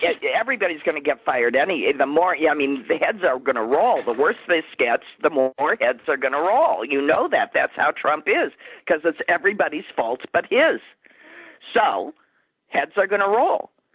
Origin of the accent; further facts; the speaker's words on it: Wisconsin, United States; my home state